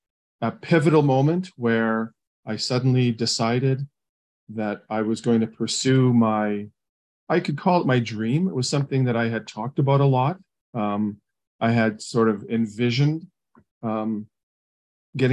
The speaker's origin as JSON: {"language": "English", "town": "St. Catharines", "region": "Ontario", "country": "Canada", "tie": "born or raised there", "said": "In Canada, in Southern Ontario. The city is called St. Catharines."}